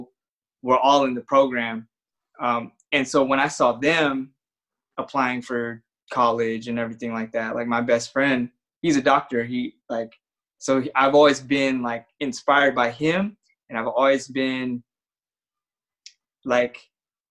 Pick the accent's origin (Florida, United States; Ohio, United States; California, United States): California, United States; San Bernardino; I grew up in San Bernardino